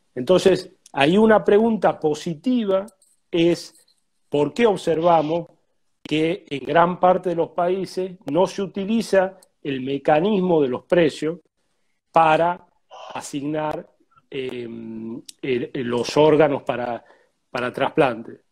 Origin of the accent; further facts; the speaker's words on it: Tucumán, Argentina; now in Buenos Aires, Argentina; vivo en Buenos Aires, pero soy tucumano.